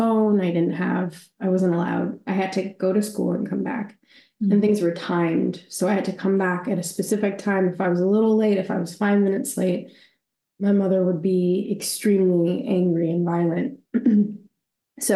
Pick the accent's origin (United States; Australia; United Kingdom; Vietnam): Australia; born or raised there; also born or lived in Waterloo, Canada / Bangladesh